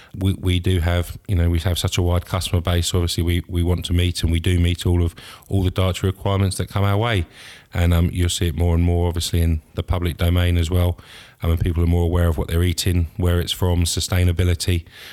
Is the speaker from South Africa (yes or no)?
no; Reigate, South East England, United Kingdom; now in Scotland; No, I'm from Reigate. It's in Surrey, just outside London. So just down the road.